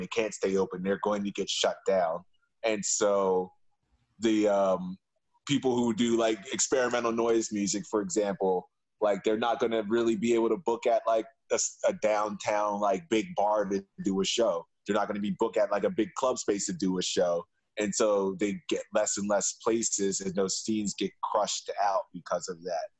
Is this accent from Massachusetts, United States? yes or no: no; Philadelphia, Pennsylvania, United States; now in Berlin, Germany; as a Philadelphian